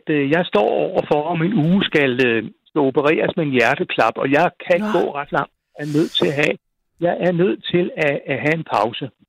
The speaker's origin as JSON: {"language": "Danish", "town": "Frederiksberg", "region": "Capital Region of Denmark", "country": "Denmark", "said": "jeg kan ikke se grunden til, at jeg skal ændre mig, bare fordi jeg kommer fra Frederiksberg."}